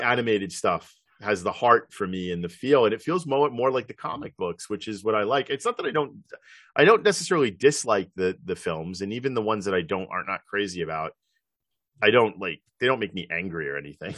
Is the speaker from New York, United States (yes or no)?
yes; New York, United States; I grew up in New York